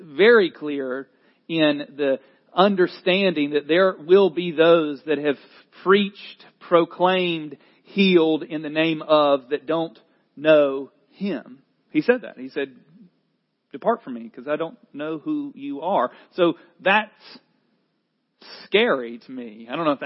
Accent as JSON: {"language": "English", "region": "North Carolina", "country": "United States", "tie": "born or raised there", "accent": "Southerner", "said": "I'm a North Carolinian"}